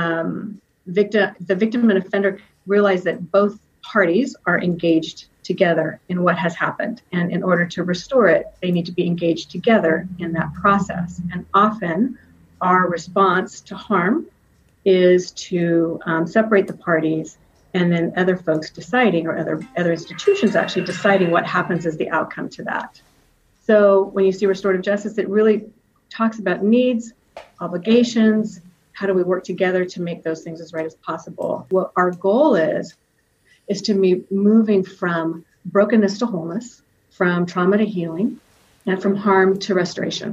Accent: Reedley, California, United States; I come from Reedley, California. And if you're from Reedley, you know that we say Reedley, California. And I grew up there.

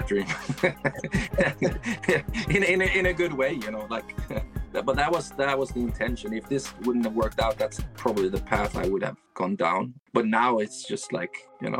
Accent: Sweden; growing up in Sweden

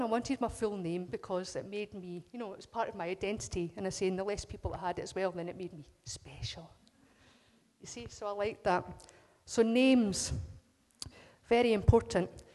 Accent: Scotland, United Kingdom; as us Scots, there's just something that says we're Scottish first.

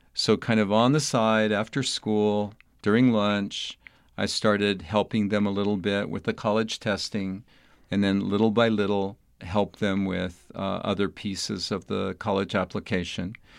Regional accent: El Paso, Texas, United States; moved away as an adult; also born or lived in Albuquerque, New Mexico; young boy growing up in El Paso, Texas

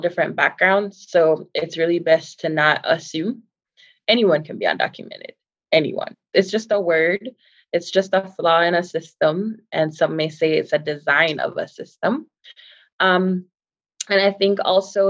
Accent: Jamaica; now in United States; a very proud Jamaican, right? Like, I'm so Jamaican

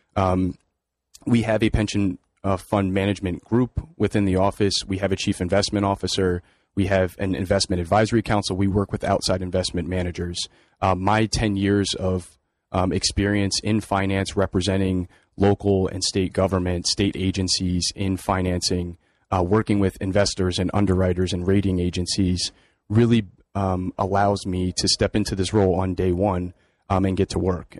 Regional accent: New Haven, Connecticut, United States; I grew up here in New Haven, working in my parents' small convenience store on Congress Avenue in New Haven

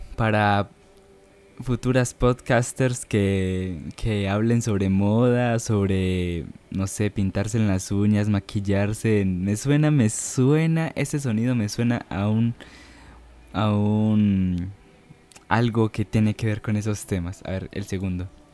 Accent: Medellín, Antioquia, Colombia; accent: paisa; no sé si tendría el acento paisa que, que todos suelen imaginar cuando digo que soy de Medellín, del Valle de Aburrá, Antioquia

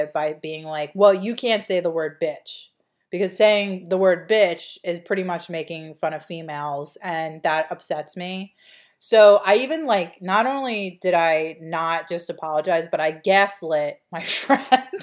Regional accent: Delaware County, Pennsylvania, United States; we're from a working class, like lower middle class, petite bourgeoisie background from Delaware County

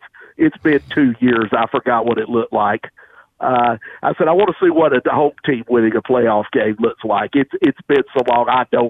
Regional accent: Tennessee, United States; growing up in Tennessee

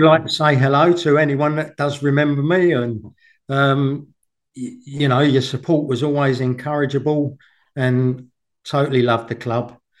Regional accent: Langley, South East England, United Kingdom; I came from Langley, but it was only down the road from Windsor

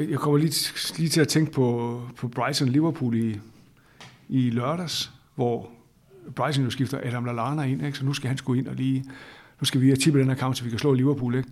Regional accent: Aalborg, North Denmark Region, Denmark; jeg kommer fra Aalborg, og har, har jo ligesom fået min fodboldopvækst på Aalborg Stadion

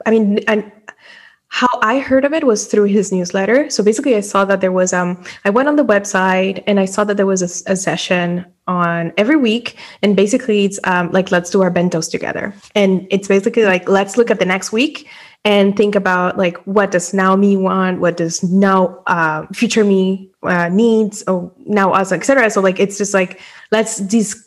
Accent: Dominican Republic; moved away as an adult; also born or lived in Europe; I was born and raised in the Dominican Republic

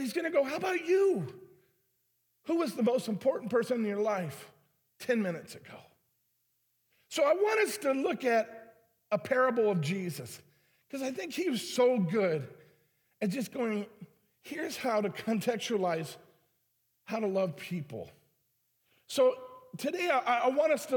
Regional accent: Detroit, Michigan, United States; moved away as an adult; now in St. Louis, United States; I was from Detroit

